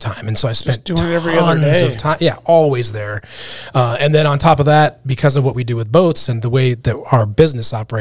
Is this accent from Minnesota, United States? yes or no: yes; Minnesota, United States; now in Alaska, United States; I grew up in Minnesota, so I was a boater